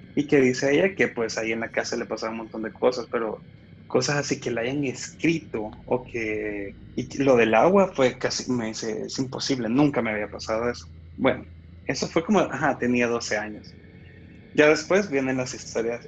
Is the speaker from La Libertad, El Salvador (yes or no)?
no; Santa Ana, El Salvador; now in San Salvador, El Salvador; de El Salvador, eh, originario de Santa Ana, pues vivo acá en San Salvador